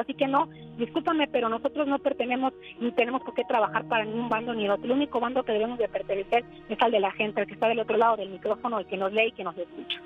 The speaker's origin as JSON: {"language": "Spanish", "region": "Sonora", "country": "Mexico", "also_born_or_lived": "United States", "moved": "as an adult", "said": "yo soy originaria de Sonora, trabajo para la televisora"}